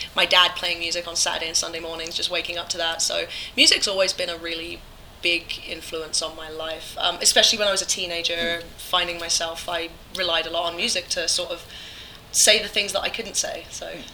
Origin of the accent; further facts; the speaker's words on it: England, United Kingdom; moved away; when I was a kid growing up in England, I was raised uh, above my grandmother's pub